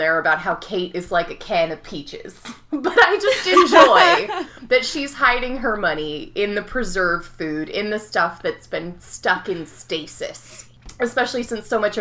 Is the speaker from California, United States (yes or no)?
yes; California, United States; I'm from California, which is, like, America's Canada